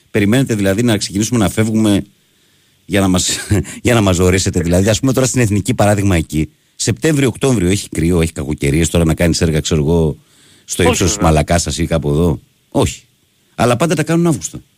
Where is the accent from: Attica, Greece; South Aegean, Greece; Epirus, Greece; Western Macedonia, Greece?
Western Macedonia, Greece; Servia; έγινε τώρα με τη γέφυρα εκεί πάνω στη, στην πατρίδα μου στα Σέρβια Κοζάνης που, που ήταν κλεισμένη.